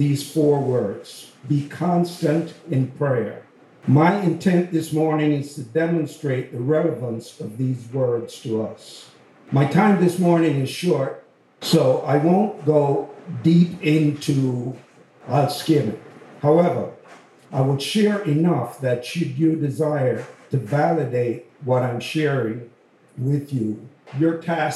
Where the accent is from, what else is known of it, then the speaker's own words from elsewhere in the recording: Jamaica; accent: Jamaican; now in United States; I hope everyone can understand my accent. Sometimes the Jamaican comes out.